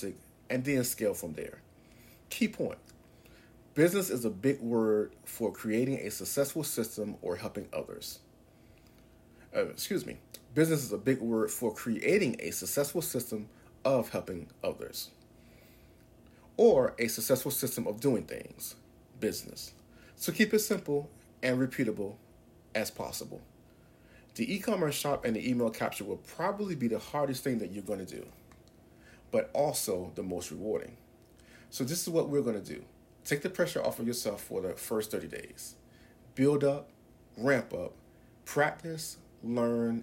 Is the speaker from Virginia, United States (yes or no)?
yes; Norfolk, Virginia, United States; as a teenager in high school growing up in Norfolk, Virginia